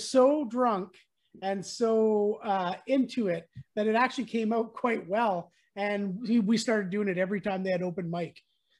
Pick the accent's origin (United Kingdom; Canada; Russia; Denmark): Canada; Campbell River, British Columbia; now in Maple Ridge, Canada; We're both from there, yeah.